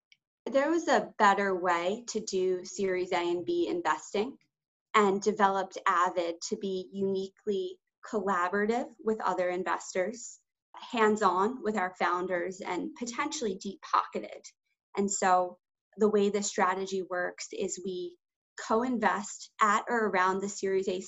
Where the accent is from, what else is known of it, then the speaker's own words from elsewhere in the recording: Baltimore, Maryland, United States; I grew up in Baltimore, Maryland.